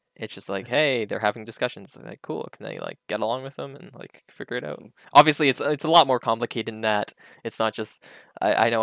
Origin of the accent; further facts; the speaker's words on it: Canada; as a Canadian